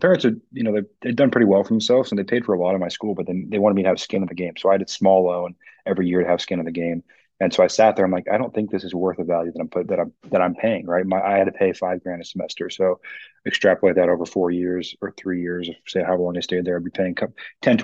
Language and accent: English; Bellevue, Washington, United States; I was raised in Bellevue where your average price point is $1 million